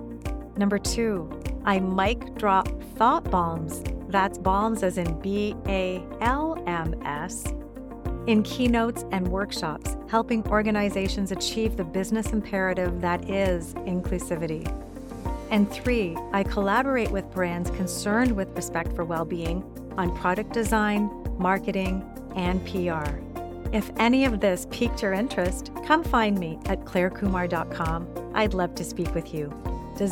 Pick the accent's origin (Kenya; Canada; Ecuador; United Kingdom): United Kingdom; England; born there; and I was born in England, by the way, so have a UK connection going on.